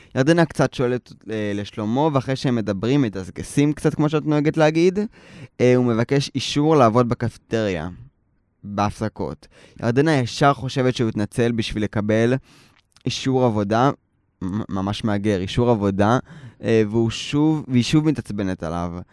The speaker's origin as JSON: {"language": "Hebrew", "town": "Tel Aviv", "region": "Tel Aviv District", "country": "Israel", "tie": "born or raised there", "said": "אני נולדתי בתל אביב"}